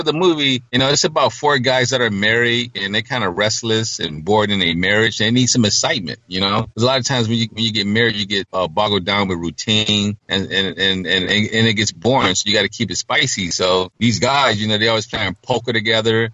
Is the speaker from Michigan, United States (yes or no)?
yes; Detroit, Michigan, United States; growing up in Detroit.